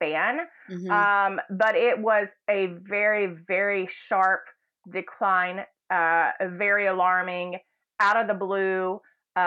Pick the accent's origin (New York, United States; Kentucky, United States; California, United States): Kentucky, United States; Campbellsville; now in Los Angeles, United States; I am from Campbellsville, Kentucky. It's a small working town in central Kentucky, bluegrass state.